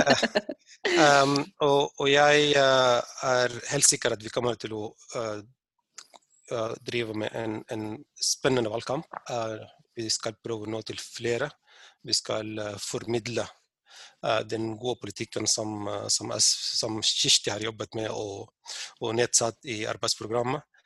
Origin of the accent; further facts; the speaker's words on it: Sudan; now in Norway; Der jeg har vokst opp